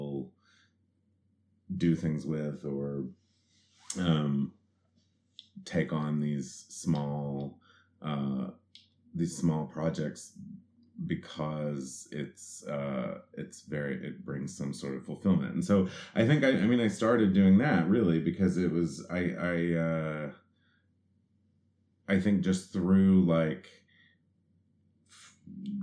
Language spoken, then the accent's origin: English; southeastern Kentucky, United States; moved away; also born or lived in New York; I grew up in southeastern Kentucky, which is down in the Cumberland Gap area